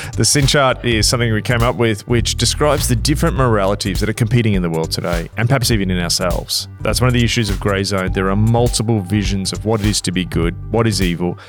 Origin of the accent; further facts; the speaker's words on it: Australia; us Australians